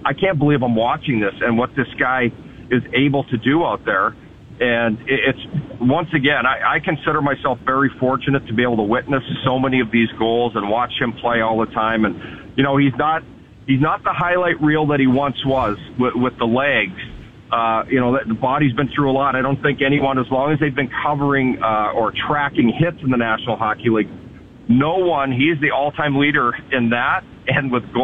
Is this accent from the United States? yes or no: no; Edmonton, Alberta, Canada; I grew up in Edmonton, and we had tickets in the WHA